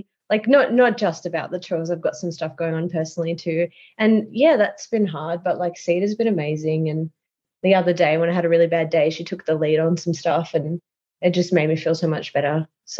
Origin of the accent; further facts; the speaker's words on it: Newcastle, North East England, United Kingdom; Yeah, and like I grew up in Newcastle, so that was the loveliest thing.